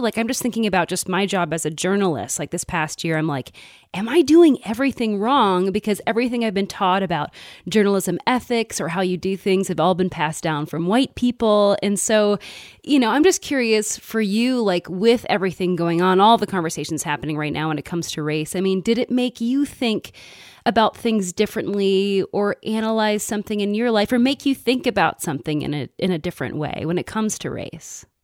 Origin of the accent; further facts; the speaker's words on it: Midwest, United States; growing up in the Midwest